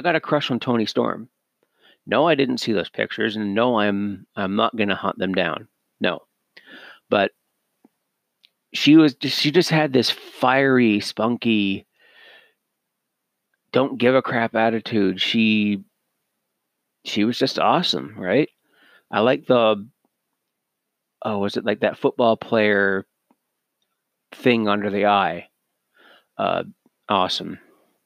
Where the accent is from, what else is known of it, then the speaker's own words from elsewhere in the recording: Canada; as Canadian myself